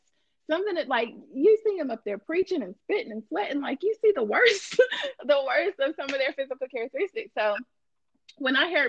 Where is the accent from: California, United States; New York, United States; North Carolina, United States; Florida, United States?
North Carolina, United States; Gibsonville; I'm from Elon/Gibsonville.